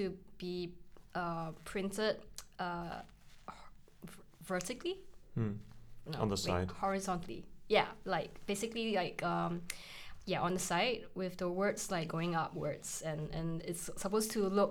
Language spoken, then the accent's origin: English; Singapore; now in Edinburgh, United Kingdom; I'm Chinese Singaporean